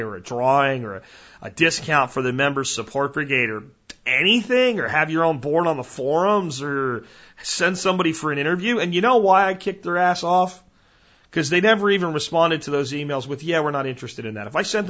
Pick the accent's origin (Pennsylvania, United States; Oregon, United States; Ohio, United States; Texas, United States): Texas, United States; moved away; I'm a Texan. And that's why we're building our new homestead back in Texas